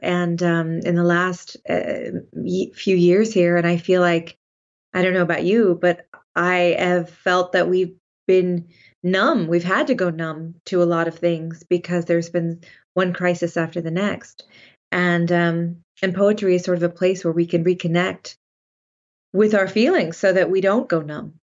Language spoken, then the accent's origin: English; Sonoma, California, United States; I grew up in Sonoma, California